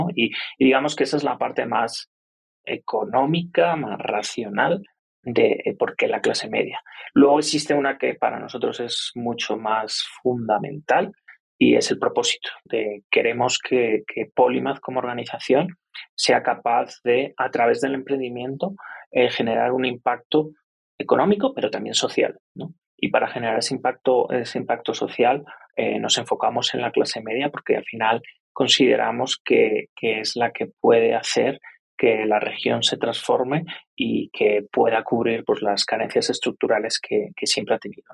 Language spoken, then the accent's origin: Spanish; Spain; moved away as an adult; now in Colombia; yo soy español